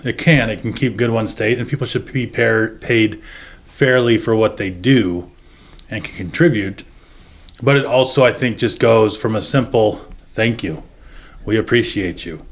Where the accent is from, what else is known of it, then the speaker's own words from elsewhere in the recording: Medford, Oregon, United States; moved away as an adult; being in my hometown